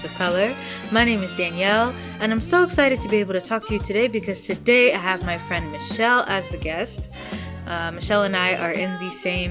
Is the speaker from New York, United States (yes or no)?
no; Michigan, United States; I'm from Michigan.